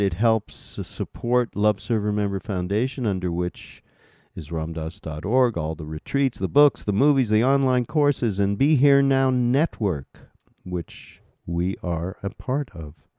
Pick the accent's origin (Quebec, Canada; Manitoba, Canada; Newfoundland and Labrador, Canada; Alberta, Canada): Quebec, Canada; Montreal; moved away; I grew up in Montreal